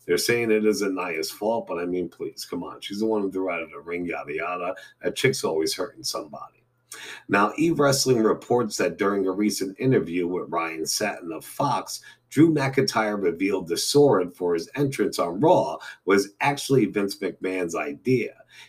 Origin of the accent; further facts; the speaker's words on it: Scotland, United Kingdom; I'm from Scotland.